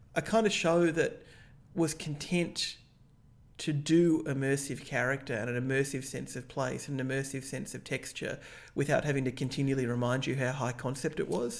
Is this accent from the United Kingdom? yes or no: no; Australia; as an Australian